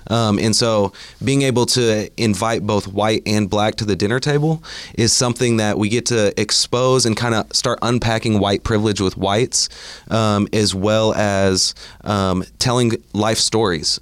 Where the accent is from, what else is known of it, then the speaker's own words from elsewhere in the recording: Bartlesville, Oklahoma, United States; now in Oklahoma City, United States; I grew up in Bartlesville, Oklahoma, and then now live in Oklahoma City